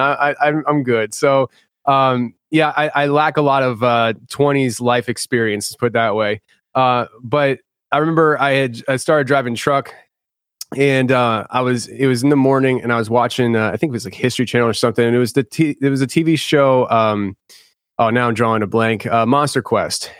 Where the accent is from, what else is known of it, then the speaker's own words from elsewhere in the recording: Philadelphia, Pennsylvania, United States; I'm from Philly